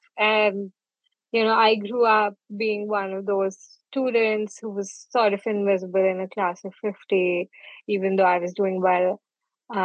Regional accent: Jalandhar, Punjab, India; moved away as an adult; also born or lived in New Delhi; now in Maine, United States; I was born in Punjab, Jalandhar, and I spent 18 years of my life there

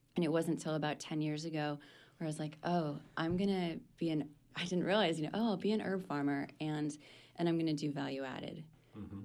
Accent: Maine, United States; I pretty much spent my growing up in Maine.

